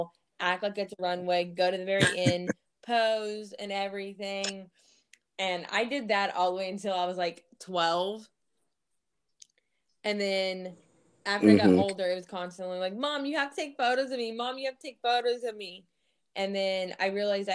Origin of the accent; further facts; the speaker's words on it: Missouri, United States; also born or lived in Fort Bragg, North Carolina; I'm actually from Missouri.